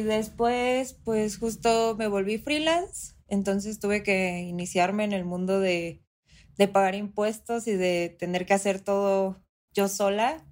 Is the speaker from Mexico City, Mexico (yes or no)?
yes; Mexico City, Mexico; yo soy de la Ciudad de México